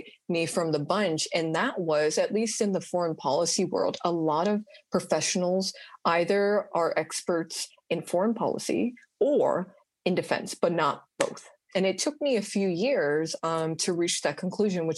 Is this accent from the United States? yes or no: yes; Orange County, California, United States; moved away as an adult; now in Washington, D.C., United States; I'm originally from Orange County, California